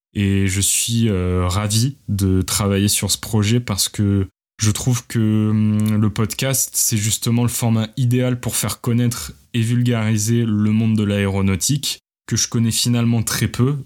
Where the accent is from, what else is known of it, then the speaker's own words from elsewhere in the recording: Montpellier, Occitania, France; moved away as an adult; also born or lived in Paris; J'ai grandi à Montpellier avant de déménager à Paris pour suivre mes études